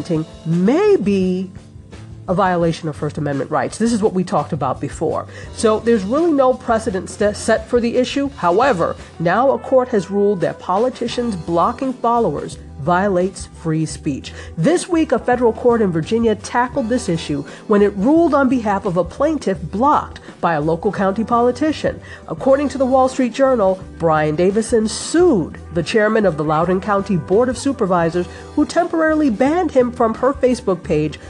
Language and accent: English; Nigeria; my home country of Nigeria